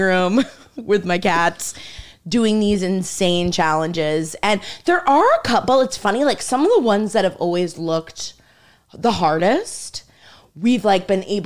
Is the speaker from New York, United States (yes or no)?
no; Maine, United States; moved away as an adult; now in Stamford, United States; I'm from Maine